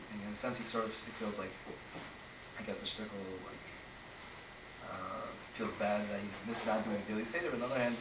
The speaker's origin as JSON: {"language": "English", "town": "Scranton", "region": "Pennsylvania", "country": "United States", "said": "Scranton, Pennsylvania"}